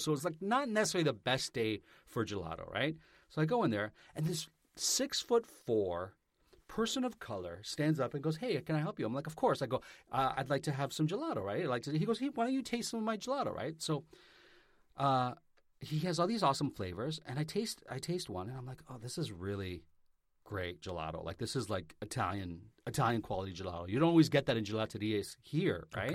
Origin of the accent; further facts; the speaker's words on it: Vaughan, Ontario, Canada; moved away; I'm from Vaughn, Ontario. I lived in Vaughn